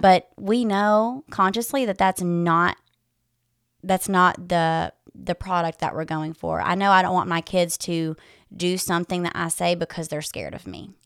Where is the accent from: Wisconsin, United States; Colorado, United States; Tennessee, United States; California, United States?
Tennessee, United States; West; moved away as an adult; now in Knoxville, United States; I am originally from West Tennessee. I grew up there and moved to East Tennessee about six years ago.